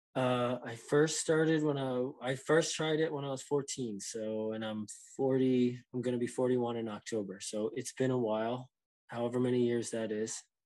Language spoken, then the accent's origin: English; New Jersey, United States; also born or lived in West Virginia; now in Maine, United States; I'm from New Jersey.